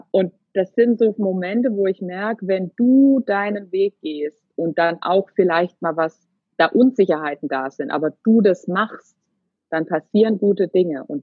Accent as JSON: {"language": "German", "town": "Würzburg", "region": "Bavaria", "country": "Germany", "said": "Wir kommen ursprünglich so aus dem Würzburger Raum."}